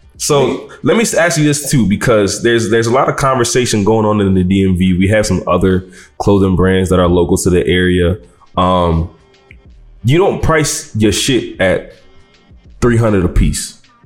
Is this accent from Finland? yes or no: no; Nigeria; being Nigerian